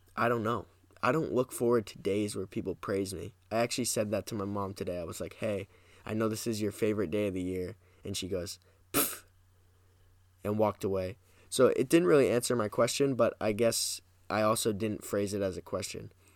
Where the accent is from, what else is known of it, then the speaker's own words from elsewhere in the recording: New Hampshire, United States; also born or lived in Massachusetts; But I will say I am from New Hampshire, so I'm in New Hampshire right now.